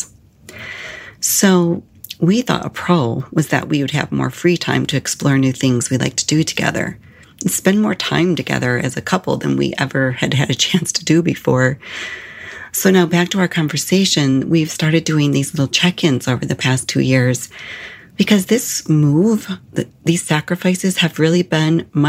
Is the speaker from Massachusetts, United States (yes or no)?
no; Illinois, United States; moved away as an adult; also born or lived in Arizona / Phoenix; when I moved from Illinois to Arizona